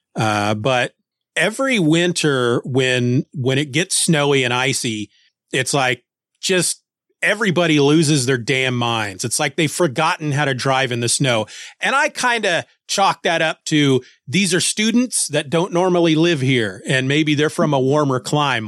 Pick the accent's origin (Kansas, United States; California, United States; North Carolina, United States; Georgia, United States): Kansas, United States; the town that I grew up